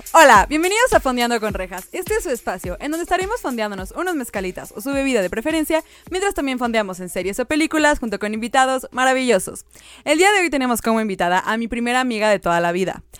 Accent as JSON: {"language": "Spanish", "country": "Mexico", "said": "Yo soy mexicana"}